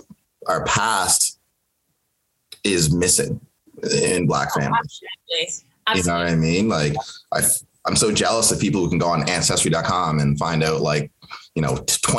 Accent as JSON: {"language": "English", "country": "Kenya", "tie": "born there", "moved": "yes", "said": "I was born in Kenya and moved here with my family."}